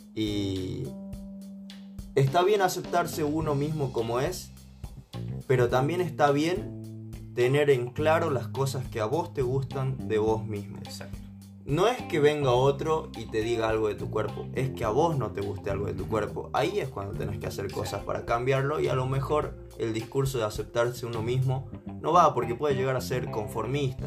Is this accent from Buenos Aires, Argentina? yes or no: no; San Miguel de Tucumán, Tucumán, Argentina; also born or lived in Salta; yo nací en Salta y me crié en Tucumán.